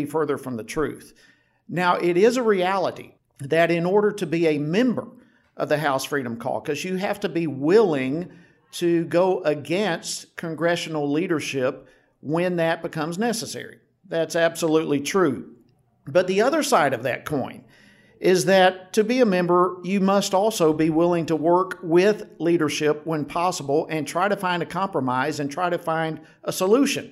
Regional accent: Georgia, United States; I was born and raised in Georgia

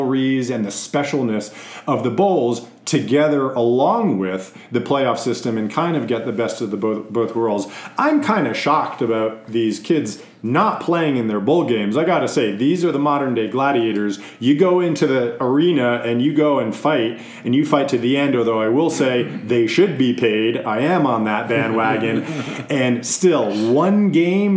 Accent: Connecticut, United States; growing up in Connecticut

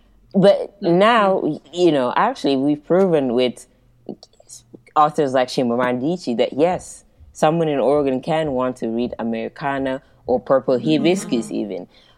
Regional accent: Guinea-Bissau; also born or lived in Portugal; as much as I say I'm from Guinea-Bissau, you know, even though I was born in Portugal

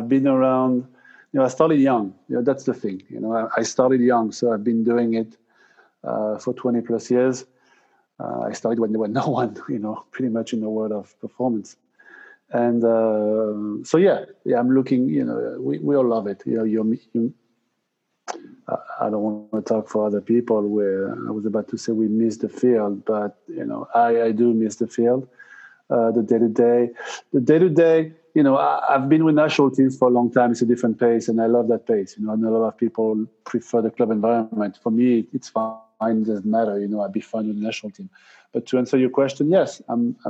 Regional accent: Basque Country, Nouvelle-Aquitaine, France; moved away as an adult; also born or lived in United States; I'm originally from France, moved to the US after World Cup 98.

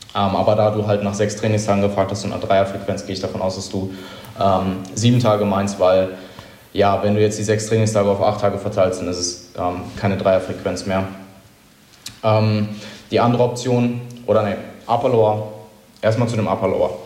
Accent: Germany; aber ich sehe als Deutscher

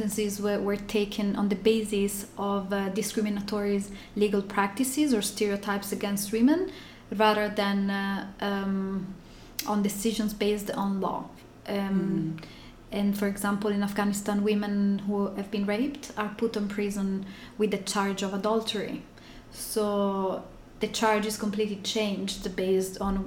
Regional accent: Italy; moved away as an adult; also born or lived in Turkey; now in California, United States; Originally, I'm from Italy. I moved to California about a year ago.

